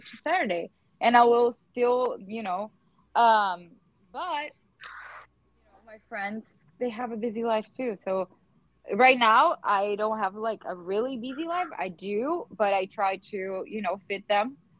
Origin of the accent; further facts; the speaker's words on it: Teutônia, Rio Grande do Sul, Brazil; now in Potomac, United States; I live in Potomac, Maryland, in the US. But I am from south of Brazil, Teutônia, Rio Grande do Sul.